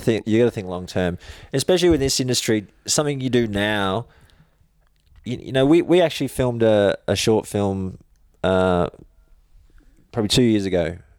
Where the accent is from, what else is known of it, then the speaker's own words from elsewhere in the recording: Logan, Queensland, Australia; grew up in Logan